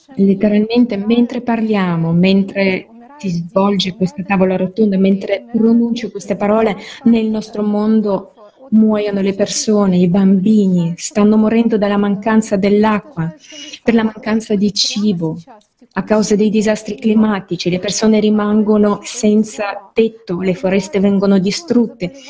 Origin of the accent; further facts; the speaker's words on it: India; Nel mio paese, l'India